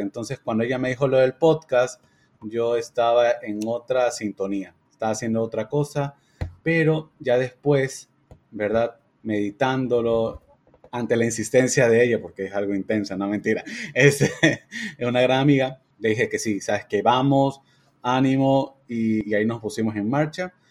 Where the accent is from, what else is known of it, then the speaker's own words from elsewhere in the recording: Ecuador; Somos cuatro amigos, somos de Ecuador